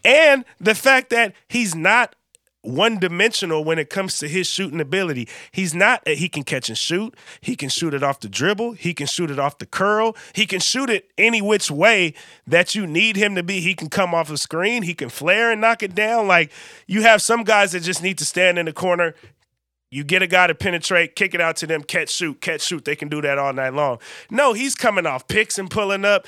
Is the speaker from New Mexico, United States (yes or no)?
no; Bay Area, California, United States; I'm from the Bay Area